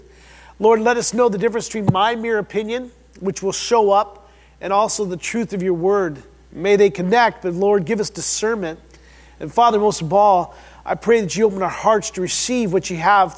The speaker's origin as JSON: {"language": "English", "region": "Midwest", "country": "United States", "said": "we're from the Midwest"}